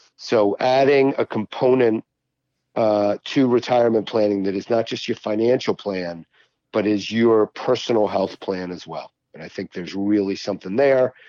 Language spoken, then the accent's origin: English; Baltimore County, Maryland, United States; I grew up in Baltimore County